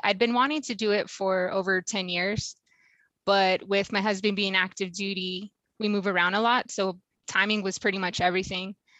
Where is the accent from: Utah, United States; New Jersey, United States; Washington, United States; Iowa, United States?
Washington, United States; I'm from Washington State